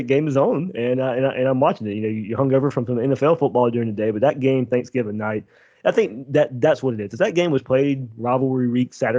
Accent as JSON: {"language": "English", "region": "South Georgia", "country": "United States", "tie": "born or raised there", "also_born_or_lived": "Jacksonville, Florida", "said": "I grew up in South Georgia, and you know, an hour and a half north of Jacksonville"}